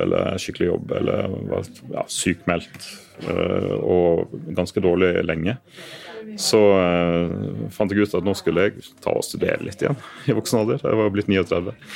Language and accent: Norwegian; Western Norway, Norway; moved away as an adult; now in Oslo, Norway; jeg er jo vestlending, og har denne jobben her i Oslo fram til etter valget.